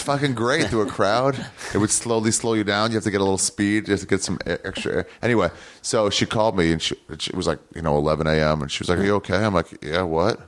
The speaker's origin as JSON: {"language": "English", "region": "Maryland", "country": "United States", "tie": "born or raised there", "also_born_or_lived": "New York / Los Angeles", "moved": "as an adult", "said": "I grew up in Maryland"}